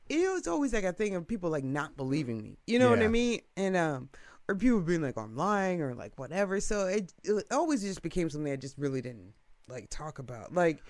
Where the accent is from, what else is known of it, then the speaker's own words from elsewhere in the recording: Lake Forest, Illinois, United States; I grew up in Lake Forest, right? So it's like, I only knew one other black person in Lake Forest my entire life living there.